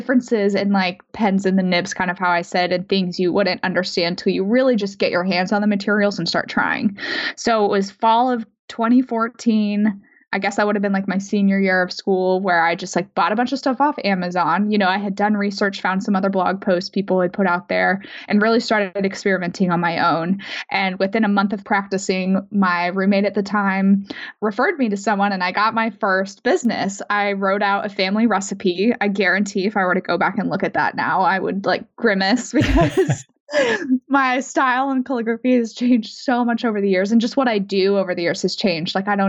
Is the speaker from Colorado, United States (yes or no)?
yes; Denver, Colorado, United States; moved away; So I did still have a lot of friends from like back home, and sure, I grew up in Denver. So like friends and family in Denver too